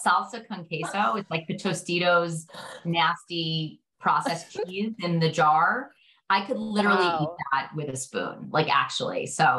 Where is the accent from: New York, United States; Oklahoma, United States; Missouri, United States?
New York, United States; New York City; I grew up in Brooklyn.